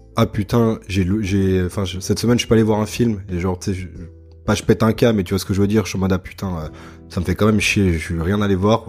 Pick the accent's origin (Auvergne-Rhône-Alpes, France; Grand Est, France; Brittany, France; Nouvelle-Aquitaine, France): Auvergne-Rhône-Alpes, France; Annecy; moved away as an adult; also born or lived in Lyon; now in Montreal, Canada; je suis français, là je suis en PVT à Montréal. Je viens d'Annecy et après j'ai vécu 6 euh, ans à Lyon.